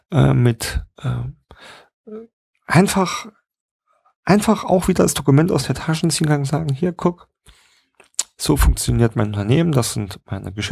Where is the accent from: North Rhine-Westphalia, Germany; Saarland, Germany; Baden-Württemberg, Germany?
Saarland, Germany; gerade kann man vielleicht ja auch mal ansprechen aus dem Saarland, wo ich herkomme